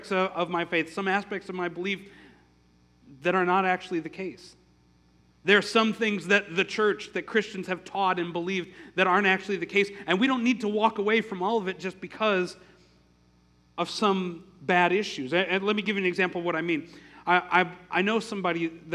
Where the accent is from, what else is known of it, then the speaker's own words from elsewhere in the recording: Milwaukee, Wisconsin, United States; In my hometown of Milwaukee, there's a really large German and Polish Catholic population